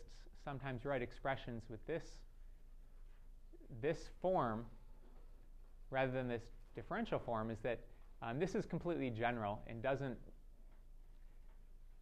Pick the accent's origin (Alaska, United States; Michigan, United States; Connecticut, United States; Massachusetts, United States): Michigan, United States; Detroit; I'm from Detroit